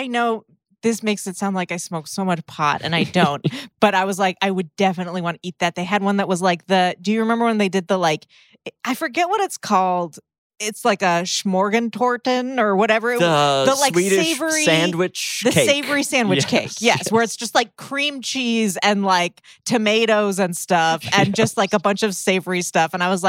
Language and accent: English; United States; Because we're Americans.